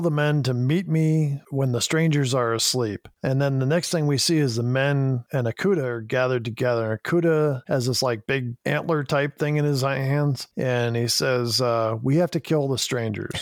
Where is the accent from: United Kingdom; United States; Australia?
United States; Chicago, Illinois; we're both from Chicago